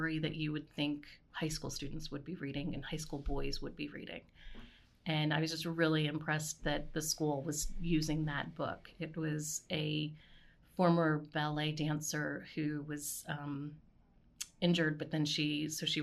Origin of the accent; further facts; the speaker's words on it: New Jersey, United States; moved away as an adult; now in Baltimore, United States; I grew up in New Jersey, so I'd go into New York